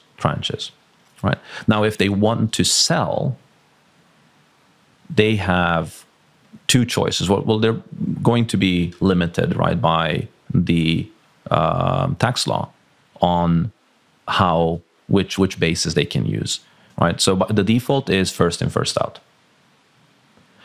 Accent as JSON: {"language": "English", "region": "Transylvania", "country": "Romania", "tie": "born or raised there", "moved": "yes", "lives_now": "Malaga, Spain", "said": "I grew up in Transylvania. So I'm ethnic Hungarian from Transylvania"}